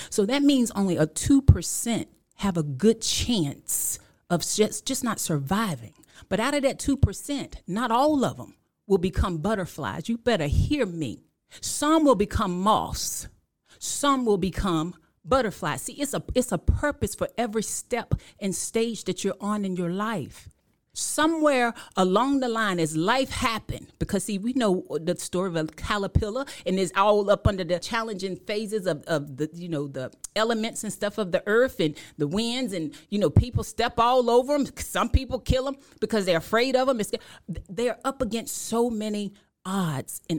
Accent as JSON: {"language": "English", "town": "Killeen", "region": "Texas", "country": "United States", "also_born_or_lived": "Washington, D.C.", "said": "I'm from Killeen, Texas, um, by way of Washington, D.C."}